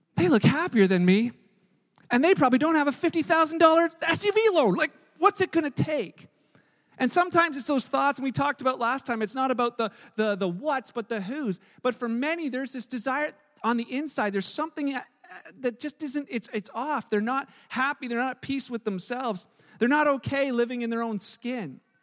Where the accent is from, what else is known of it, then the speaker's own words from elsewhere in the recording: Canada; I'm Canadian because I was born here.